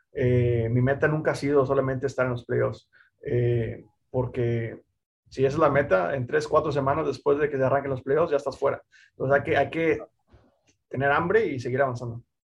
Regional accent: Mexico; el único piloto mexicano latino

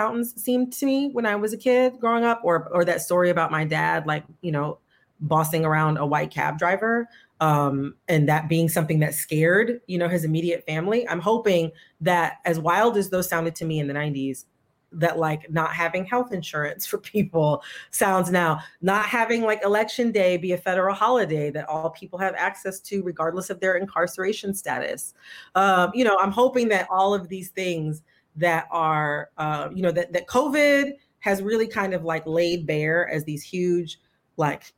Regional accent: Michigan, United States; I grew up in Michigan in the 90s

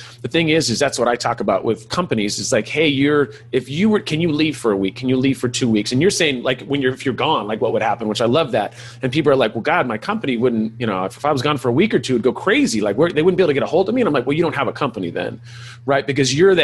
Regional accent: California, United States; I am from California

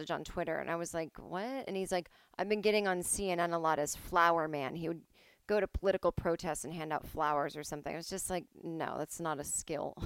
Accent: Boston, Massachusetts, United States; moved away; as a Bostonian, I know from being a Red Sox fan

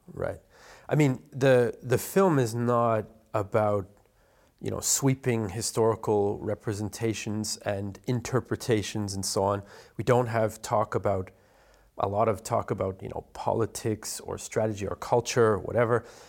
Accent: Canada; Being Canadian

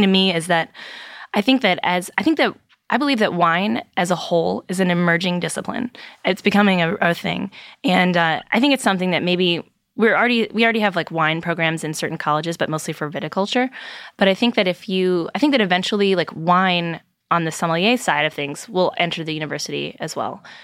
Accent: Virginia, United States; I'm from Virginia

